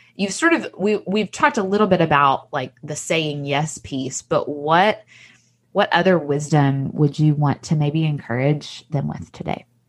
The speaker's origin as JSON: {"language": "English", "region": "Tennessee", "country": "United States", "tie": "born or raised there", "accent": "Southern", "moved": "yes", "lives_now": "Mississippi, United States", "said": "I grew up in a different state in Tennessee where it's still a Southern accent"}